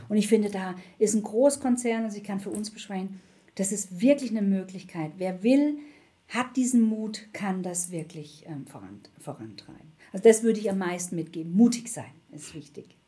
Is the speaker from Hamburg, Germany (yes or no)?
no; Black Forest, Baden-Württemberg, Germany; moved away as an adult; also born or lived in Munich / Frankfurt; ich komme aus dem Schwarzwald